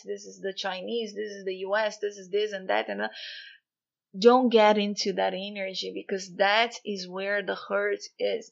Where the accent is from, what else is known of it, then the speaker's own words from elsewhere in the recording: Brazil; moved away; I'm actually Brazilian, born and raised in Brazil, and I don't live there anymore for many years now.